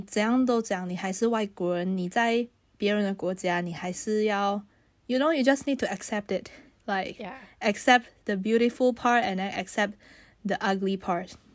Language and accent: Chinese; Malaysia; moved away as an adult; now in Paris, France; 我是马来西亚人，那我要有马来西亚的银行户口